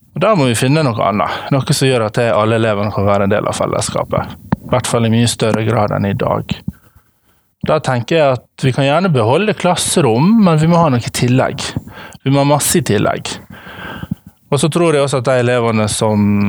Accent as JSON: {"language": "Norwegian", "town": "Ålesund", "region": "Møre og Romsdal", "country": "Norway", "said": "jeg kommer fra Ålesund"}